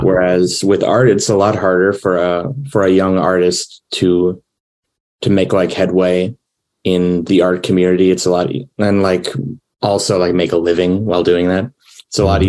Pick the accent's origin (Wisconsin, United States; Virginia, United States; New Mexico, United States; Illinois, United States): Wisconsin, United States; I'm from Wisconsin